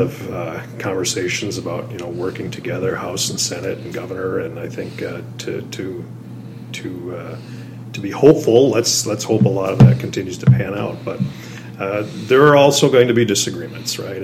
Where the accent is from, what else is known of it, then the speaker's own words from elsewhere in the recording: Duluth, Minnesota, United States; Duluth is, is my home. born and raised in Duluth